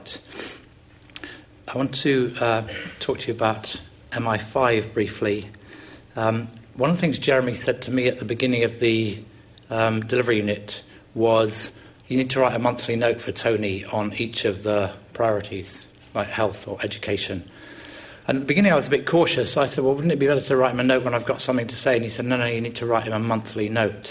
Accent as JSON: {"language": "English", "region": "England", "country": "United Kingdom", "said": "we're English"}